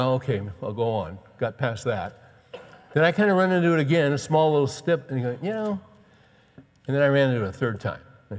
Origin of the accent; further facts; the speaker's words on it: California, United States; I grew up in California.